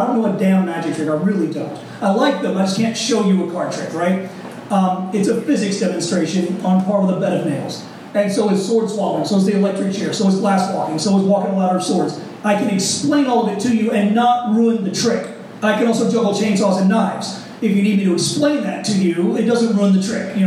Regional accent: right outside New Orleans, Louisiana, United States; moved away as an adult; now in Chicago, United States; Right outside New Orleans, Louisiana

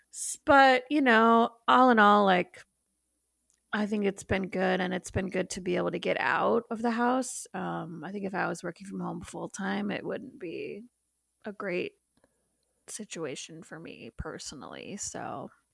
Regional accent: Mundelein, Illinois, United States; moved away; I'm from Mundelein, Illinois

